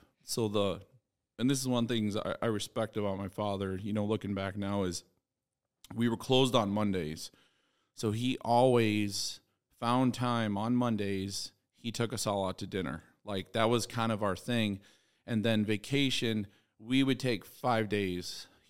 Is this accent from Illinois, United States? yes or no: yes; outside Chicago, Illinois, United States; also born or lived in Pike County, Illinois / Sicily (father); I grew up outside Chicago.